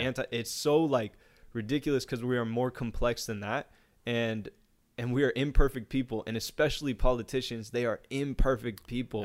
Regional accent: United States; even as an American

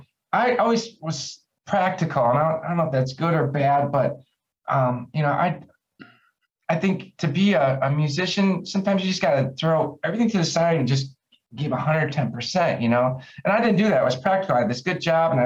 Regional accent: Chicago, Illinois, United States; moved away; also born or lived in Dallas; growing up in Chicago

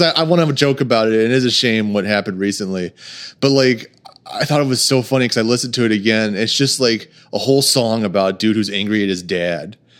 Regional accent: Texas, United States; moved away as an adult; also born or lived in Saint Louis, Missouri; now in Oklahoma, United States; I actually went to high school in Texas

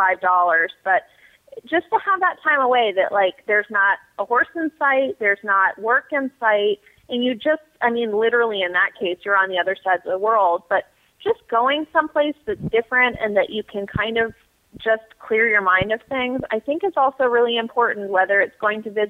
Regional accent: Massachusetts, United States; moved away; I grew up in Massachusetts

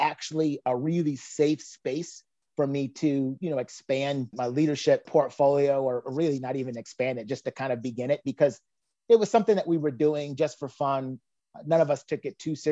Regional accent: Danville, Virginia, United States; I grew up in Danville

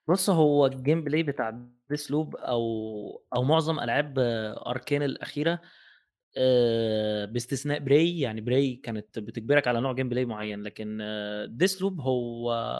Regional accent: Egypt; احنا عندنا في مصر

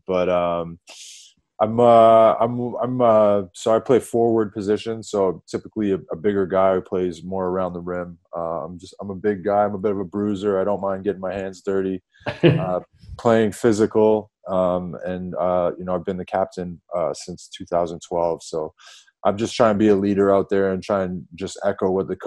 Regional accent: Toronto, Ontario, Canada; moved away as an adult; now in Sheffield, United Kingdom; I come from Toronto in Canada, which is the biggest city in Canada

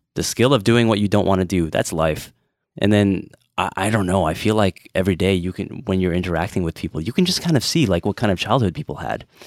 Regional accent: United States; I'm too American

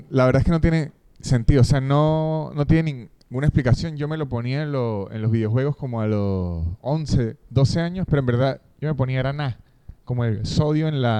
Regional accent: Argentina; accent: Argentine; Espero que mi acento argentino no

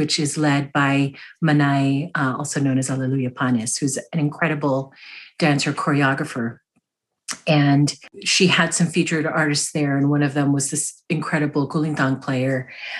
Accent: United States; My experience as a Filipino American was like, you know, like people's families in Filipino culture.

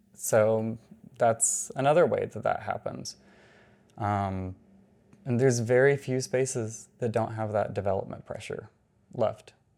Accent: Atlanta, Georgia, United States; I'm from Atlanta.

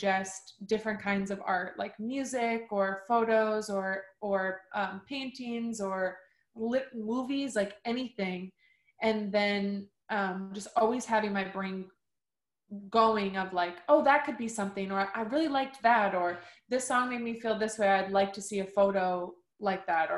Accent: Minneapolis, Minnesota, United States; also born or lived in Madison, Wisconsin; now in Los Angeles, United States; I was born and raised in Minneapolis, like Twin Cities area, and then moved shortly after to Madison.

